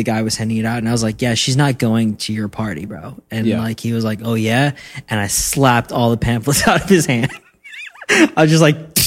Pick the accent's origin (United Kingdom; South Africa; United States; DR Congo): South Africa; moved away